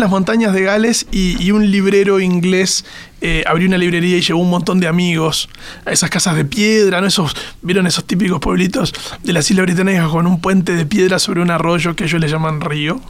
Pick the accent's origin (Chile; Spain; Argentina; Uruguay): Uruguay; Maldonado; yo soy de Maldonado, soy fernandino